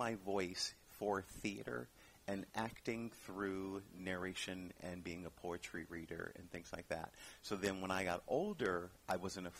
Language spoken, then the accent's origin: English; River Rouge, Michigan, United States; I was born in a little town called River Rouge, Michigan. It's near Detroit.